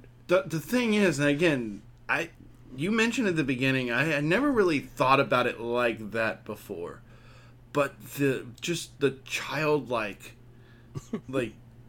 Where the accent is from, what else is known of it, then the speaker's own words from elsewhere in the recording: Texas, United States; I'm from Texas